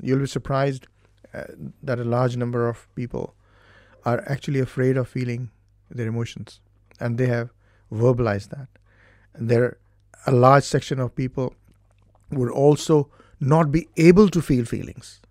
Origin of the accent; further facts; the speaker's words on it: India; now in Ireland; originally, I'm from India, and I came to Ireland in nineteen ninety-one